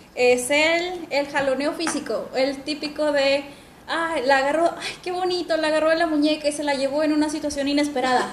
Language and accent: Spanish; northern Mexico, Mexico; las creadoras somos del norte de México